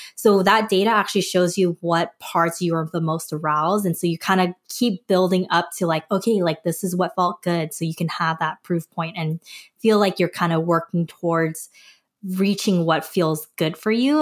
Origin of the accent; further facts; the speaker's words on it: Los Angeles, California, United States; also born or lived in Korea; I was born in California, but when I was a baby, we moved back to Korea, um, and I lived there till I was seven and then moved back to the U S, uh, down in L